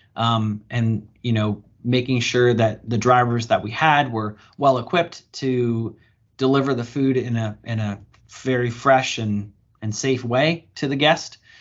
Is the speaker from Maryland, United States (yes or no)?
yes; Bowie, Maryland, United States; my hometown where I grew up here in Bowie, Maryland